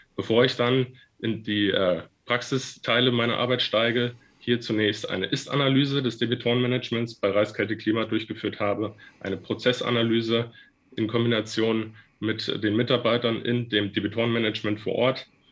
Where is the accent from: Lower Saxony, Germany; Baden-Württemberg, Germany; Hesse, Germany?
Hesse, Germany; Fulda; moved away as an adult; also born or lived in Frankfurt / Mainz; Nach den drei Jahren in meiner Heimatstadt in Fulda bin ich dann ins Rhein-Main-Gebiet nach Frankfurt gezogen